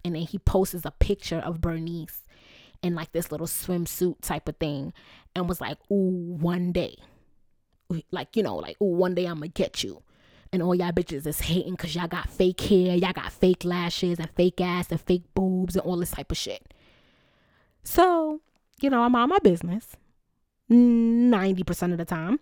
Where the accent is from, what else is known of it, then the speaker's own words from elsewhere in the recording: Jamaica; I'm Jamaican